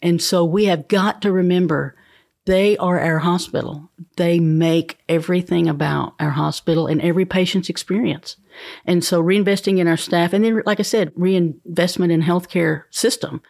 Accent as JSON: {"language": "English", "area": "Fentress County", "region": "Tennessee", "country": "United States", "tie": "born or raised there", "lives_now": "Cookeville, United States", "said": "I'm from Fentress County originally. We moved to Cookville when I was in the seventh"}